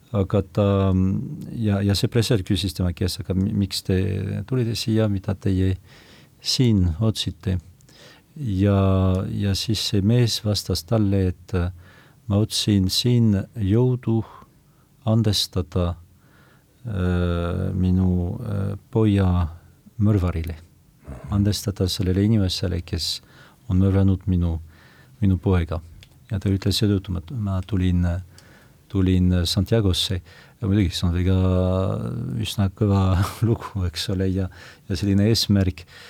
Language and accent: Estonian; foot of the Pyrenees, about 100 km west of Lourdes, Nouvelle-Aquitaine, France; Estonian is a second language; now in Estonia; ma olen sündinud Pirenee mm -hmm. jalamil muuhulgas aga umbes sada kilomeetrit äh, lääne poole